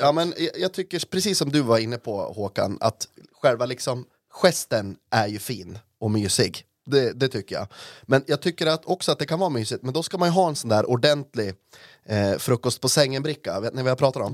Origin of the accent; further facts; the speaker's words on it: Norrland, Sweden; jag är en norrlänning